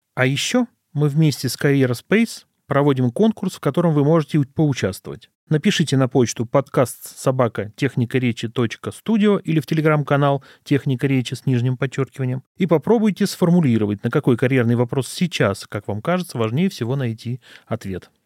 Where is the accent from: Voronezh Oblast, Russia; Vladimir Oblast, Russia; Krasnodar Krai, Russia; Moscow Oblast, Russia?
Vladimir Oblast, Russia; Gus-Khrustalny; я родился в Гусе Хрустально Владимирской области и жил совершенно спокойно, спокойной жизнью в учительской семье